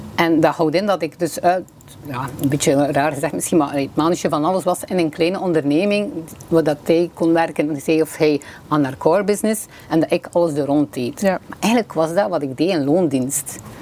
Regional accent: Bruges, Flanders, Belgium; accent: West Flemish; moved away as an adult; now in Limburg, Belgium; Zoals mijn eh, accent waarschijnlijk vermoedt, ben ik van de West-Vlaanderen, eh, van Brugge

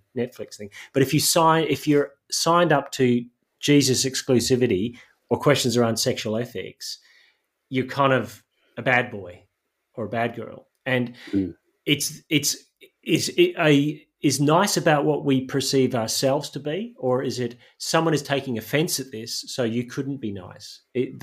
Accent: Northern Ireland, United Kingdom; I grew up in Northern Ireland

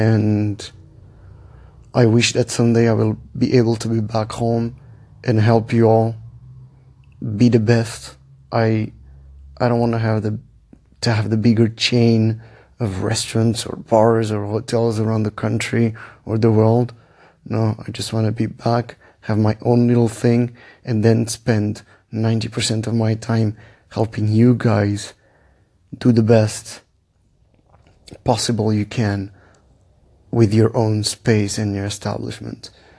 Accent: Switzerland; also born or lived in Portugal; Portuguese, born and raised in Switzerland. Lived in 9 countries, traveled 20 plus.

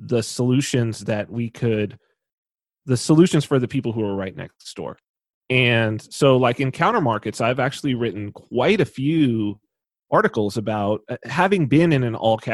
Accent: Southern California, United States; I'm from Southern California

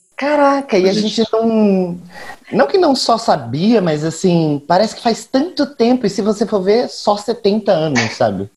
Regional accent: Campo Grande, Mato Grosso do Sul, Brazil; now in São Paulo, Brazil; eu sou daqui de São Paulo, mas nascido em Campo Grande, capital da Birrevo

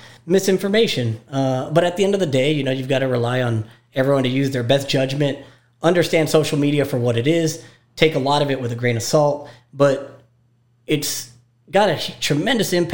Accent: McAllen, Texas, United States; also born or lived in Baltimore, Maryland / Austin, Texas; I was born in Baltimore, but I was born in 1980, and my father moved here in 1982. So basically consider myself a McAllen native. Went to school here

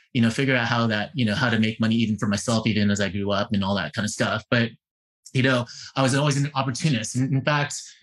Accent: San Francisco, California, United States; I was born and raised in San Francisco, Bay Area

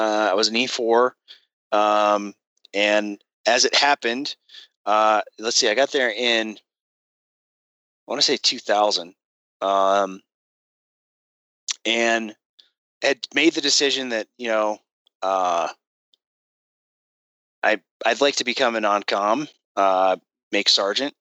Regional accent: Colorado Springs, Colorado, United States; moved away as an adult; I wanted to get back to Colorado Springs. That's my hometown

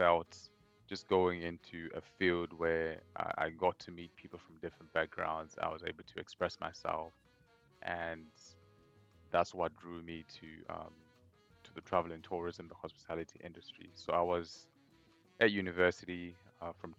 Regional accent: Zimbabwe; moved away as an adult; also born or lived in Kuala Lumpur, Malaysia; now in Malaysia; I am originally from Zimbabwe, and I'm currently based here in Malaysia

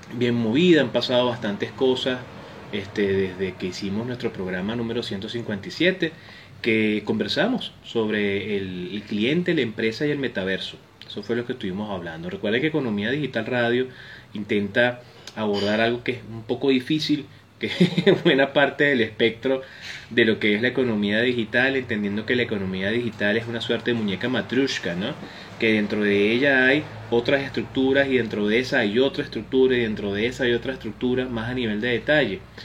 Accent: Venezuela; en países como el nuestro, como Venezuela

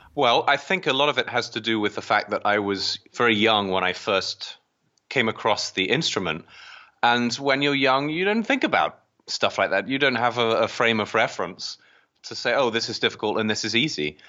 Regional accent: England, United Kingdom; moved away as an adult; now in United States; I was born across in the British part, across the, the pond in, um, in England. Um, I came to the U S, um, just over twelve years ago.

